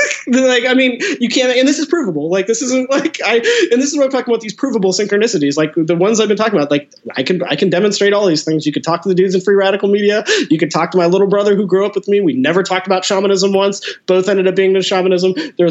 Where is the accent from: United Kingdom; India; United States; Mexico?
United States; Seattle, Washington; I'm from Seattle, and you know, I'm pushing 40 now, but growing up in the 90s, you know, it was just all like the grunge stuff.